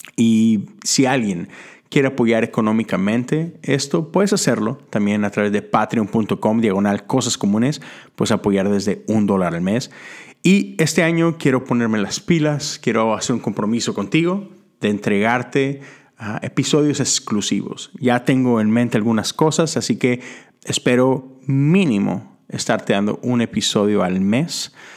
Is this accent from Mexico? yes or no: yes; Mexico; Yo soy de México